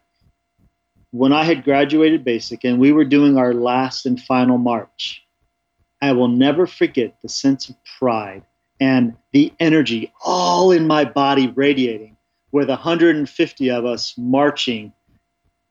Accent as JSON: {"language": "English", "area": "Orange County and LA", "region": "Southern California", "country": "United States", "tie": "born or raised there", "moved": "as an adult", "lives_now": "Colorado, United States", "said": "I grew up in Southern California in Orange County and LA. We bounced around quite a bit"}